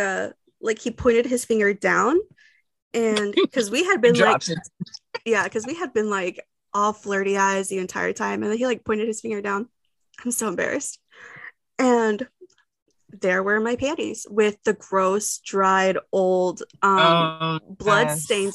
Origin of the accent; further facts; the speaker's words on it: Texas, United States; as a Texan